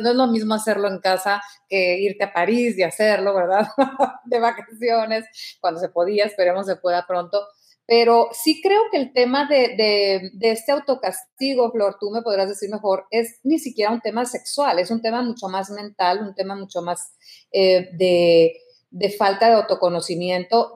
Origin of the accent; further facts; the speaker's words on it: Mexico; yo te hablo como mexicana